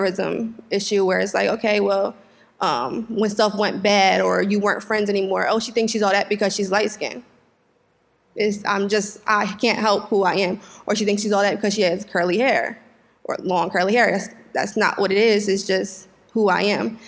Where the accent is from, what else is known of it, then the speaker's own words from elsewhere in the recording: Wilmington, United States; I was raised in Wilmington